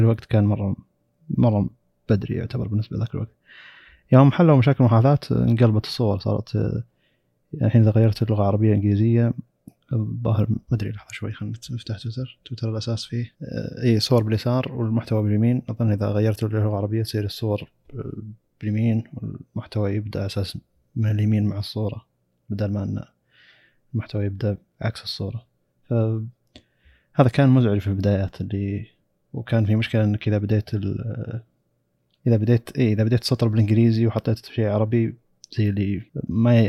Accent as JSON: {"language": "Arabic", "country": "Saudi Arabia", "said": "عندنا في السعودية"}